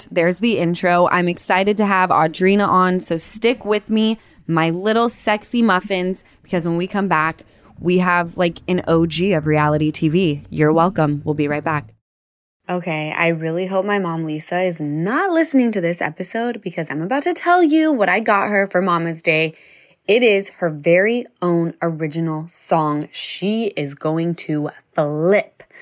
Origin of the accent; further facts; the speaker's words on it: Utah, United States; we're from Utah.